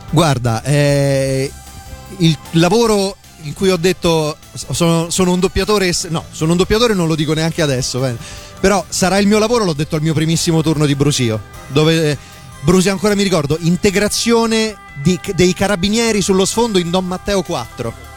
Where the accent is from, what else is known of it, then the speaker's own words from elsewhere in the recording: province of Viterbo, Lazio, Italy; dalle mie parti, in provincia di Viterbo